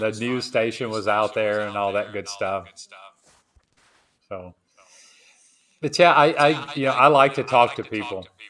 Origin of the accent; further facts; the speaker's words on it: Tennessee, United States; now in Marcala, Honduras; I'm from Tennessee